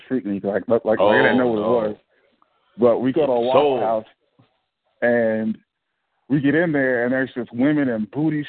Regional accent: Indiana, United States; moved away as an adult; he's like, where are you from? And I'm like, Indiana

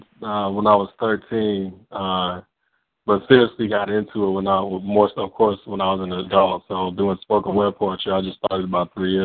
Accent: DR Congo; Like I said in the track, I'm from the Congo, so we see thickness as a sign of beauty.

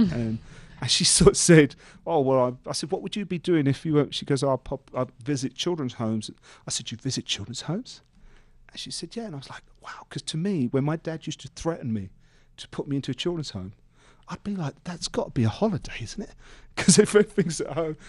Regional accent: London, United Kingdom; growing up in East London

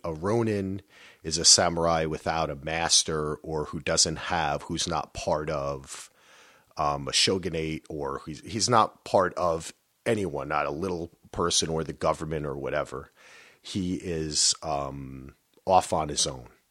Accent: United States; growing up in New Yo-, you know, New Jersey, New York

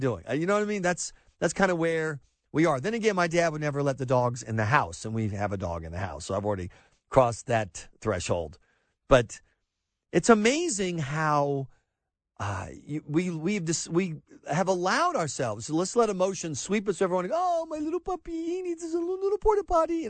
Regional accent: the South, Southern United States, United States; as a Southerner

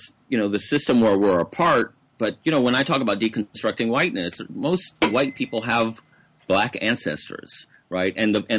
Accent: the South, United States; including the people that I grew up in the South, have this sort of guilt associated with slavery and oppression

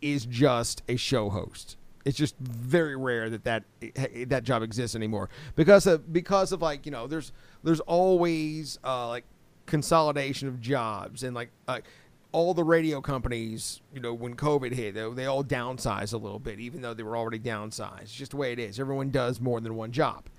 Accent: Tampa, Florida, United States; moved away as an adult; also born or lived in Dallas / San Francisco / Detroit / Orlando; now in Lexington, United States; I grew up in Tampa.

